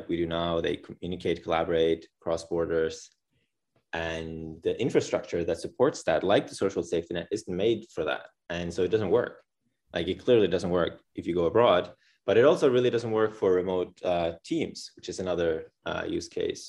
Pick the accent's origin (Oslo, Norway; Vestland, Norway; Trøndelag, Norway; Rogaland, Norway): Vestland, Norway; Bergen; I was born in Bergen, Norway, on the west coast of Norway